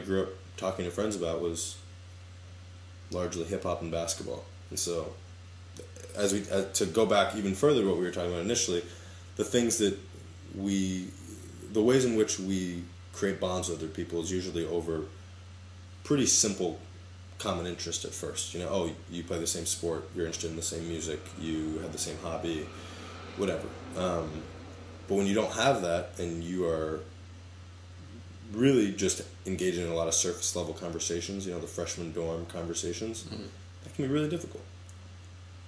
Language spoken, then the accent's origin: English; Boston, Massachusetts, United States; growing up in the Boston area